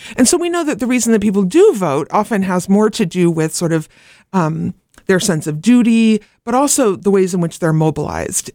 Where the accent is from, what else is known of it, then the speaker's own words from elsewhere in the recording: Oregon, United States; moved away; I grew up in Oregon where there'd been ma, all mail-in ballot for ever and ever.